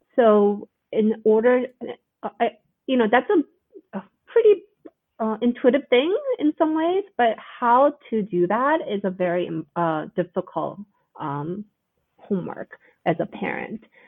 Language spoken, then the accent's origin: English; United States; our culture as Korean Americans